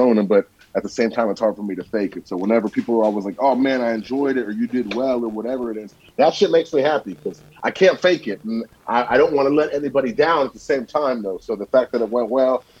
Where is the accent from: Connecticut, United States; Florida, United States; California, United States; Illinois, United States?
California, United States; Napa; also born or lived in Vallejo, California; I'm in Vallejo now. I grew up in Napa